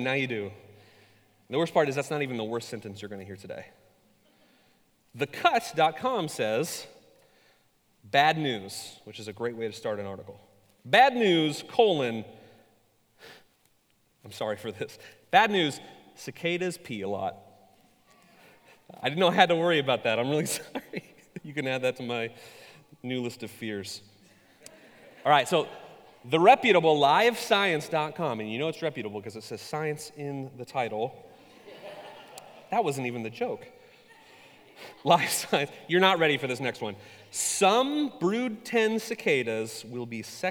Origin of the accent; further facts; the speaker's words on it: Ketchikan, Alaska, United States; I was born in Southeast Alaska, a town called Ketchikan. Many of you have been there. It is an island, and suffice it to say, the first 21 years of my life experience were not a varied